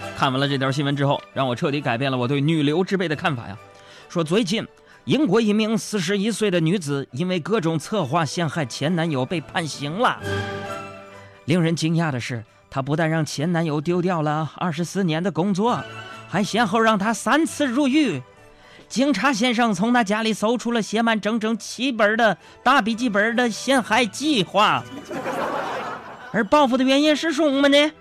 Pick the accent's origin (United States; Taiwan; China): China; Northeast China; 你别看我是个东北爷们儿